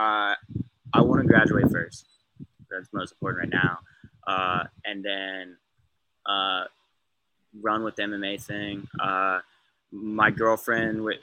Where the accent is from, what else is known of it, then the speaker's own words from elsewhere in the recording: Ohio, United States; I'm from Ohio